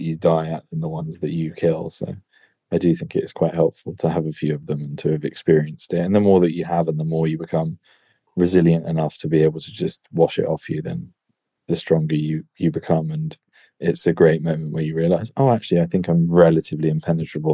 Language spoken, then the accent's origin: English; England, United Kingdom